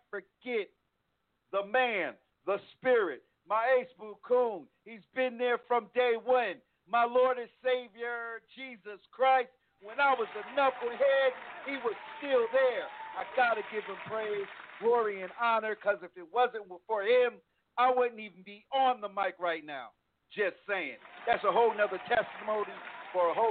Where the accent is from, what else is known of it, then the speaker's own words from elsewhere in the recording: East Coast, United States; now in Texas, United States; I'm from the East Coast